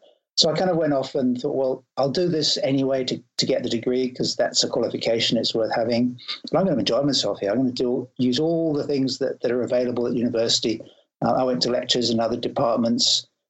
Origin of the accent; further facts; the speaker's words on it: Isle of Wight, South East England, United Kingdom; And so for my teenage years, I was brought up in the Isle of Wight, living by the sea, sort of quite on my own.